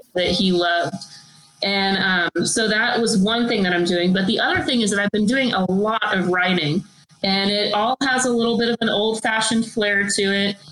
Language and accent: English; Texas, United States; I'm from Texas